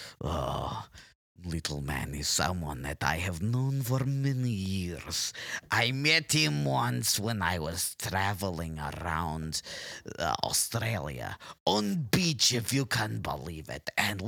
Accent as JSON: {"language": "English", "country": "United States", "tie": "born there", "said": "I was born in America."}